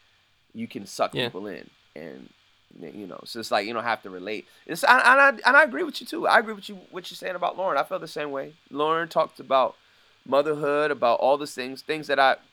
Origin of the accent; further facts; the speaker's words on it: United States; me being American and me, you know, being African American